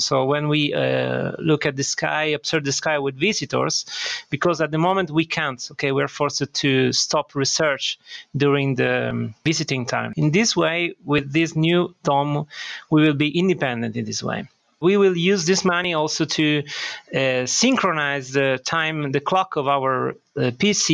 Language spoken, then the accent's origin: English; Sicily, Italy; moved away; also born or lived in Bologna, Italy / Germany; I was born here in Sicily, but actually my education was done in northern Italy, in Bologna.